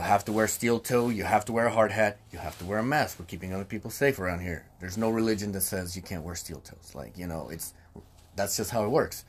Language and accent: English; Texas, United States; now in California, United States; when I came from Texas